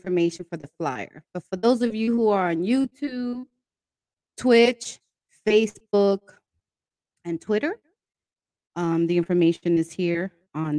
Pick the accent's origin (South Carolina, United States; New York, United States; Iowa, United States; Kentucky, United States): New York, United States; also born or lived in Brooklyn, New York; But I was born in Brooklyn, raised in Washington Heights, and now I live in the Bronx.